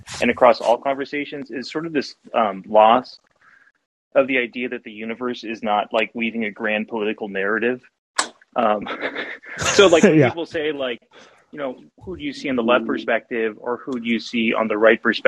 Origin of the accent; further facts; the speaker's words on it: Pacific Northwest, United States; I'm from the Pacific Northwest